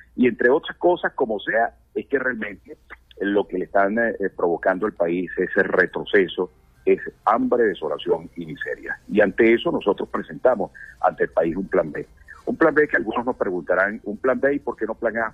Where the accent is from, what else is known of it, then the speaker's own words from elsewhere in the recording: Anzoátegui, Venezuela; yo vengo de un Estado petrolero, yo soy del Estado Anzuate, en el pleno corazón de la faja petrolífera de del Orinoco